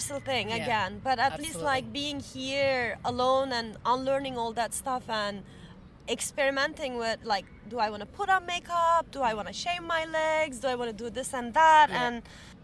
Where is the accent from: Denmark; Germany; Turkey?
Turkey; moved away as an adult; also born or lived in Istanbul, Turkey; now in Paris, France; growing up in Turkey and having my early 20s living in Istanbul as a young woman